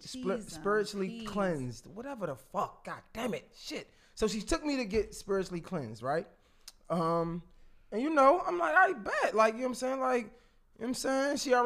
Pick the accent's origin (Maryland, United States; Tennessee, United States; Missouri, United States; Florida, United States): Maryland, United States; Baltimore; So I'm from Baltimore. If you from Baltimore, anything outside of Baltimore but not D.C. in between is PG County.